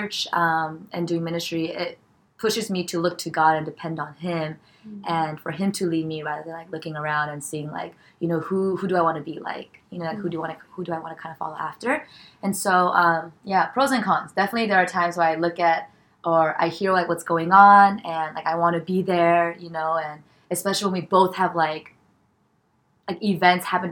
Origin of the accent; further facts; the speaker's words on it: California, United States; moved away as an adult; now in New York, United States; born and raised in California.